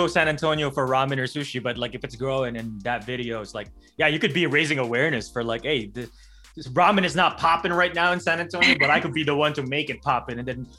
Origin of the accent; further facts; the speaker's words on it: Alberta, Canada; so I'm from Alberta, which is like in between like Toronto and Vancouver, and people, a lot of people call it, it's the Texas of Canada.